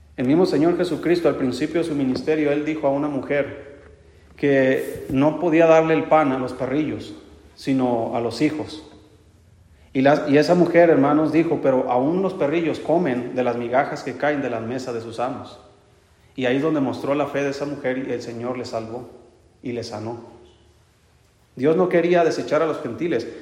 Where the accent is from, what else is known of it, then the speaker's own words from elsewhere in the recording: Mexico; Yo soy mexicano, quién sabe qué sangre traigo